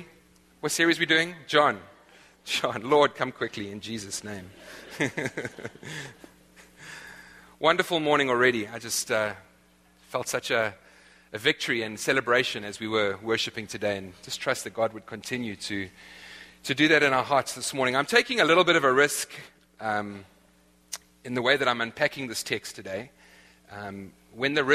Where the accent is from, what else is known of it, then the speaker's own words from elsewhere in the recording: South Africa; moved away; I'm from South Africa, the land of the eternal summer